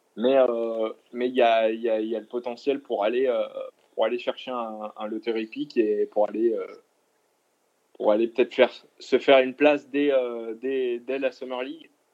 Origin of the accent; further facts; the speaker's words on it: Lyon, Auvergne-Rhône-Alpes, France; je suis de Lyon